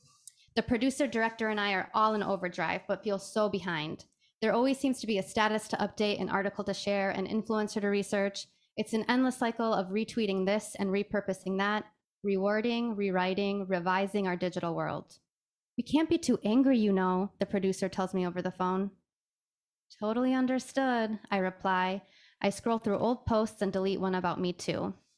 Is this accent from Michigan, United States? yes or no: yes; Michigan, United States; also born or lived in Iran; My hometown in Michigan, the many in Iran, or maybe the most recent one I'd found in...